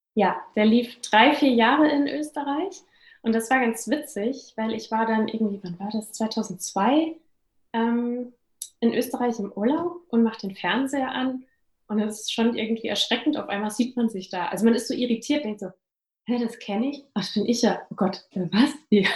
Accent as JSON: {"language": "German", "town": "Großenlüder", "region": "Hesse", "country": "Germany", "tie": "born or raised there", "moved": "yes", "said": "ich komme aus einem kleinen Dörfchen bei Fulda, Großen Lüder, falls es Leute mal googeln wollen, wo das liegt. Und bin dort aufgewachsen"}